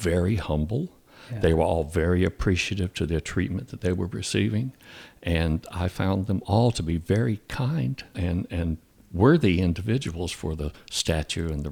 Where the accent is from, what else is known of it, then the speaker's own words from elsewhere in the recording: Fayetteville, North Carolina, United States; moved away as an adult; also born or lived in Orange, California; I'm from Fayetteville. Oh. Cumberland County. I graduated from high school in Fayetteville in 1971